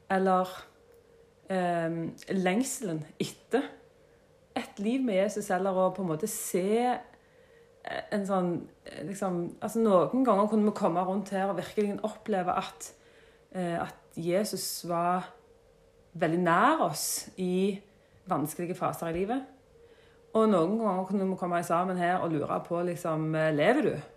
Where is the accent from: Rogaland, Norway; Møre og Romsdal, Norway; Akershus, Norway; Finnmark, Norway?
Rogaland, Norway; Jørpeland; Født og oppvokst på Jørpeland